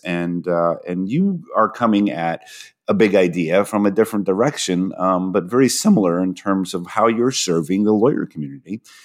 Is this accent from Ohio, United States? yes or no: yes; Toledo, Ohio, United States; moved away; I was born in Toledo, uh, Ohio